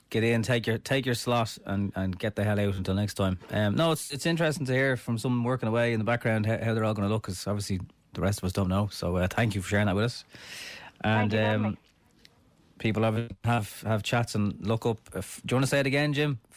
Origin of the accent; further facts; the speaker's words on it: Ireland; Yeah, we're Irish.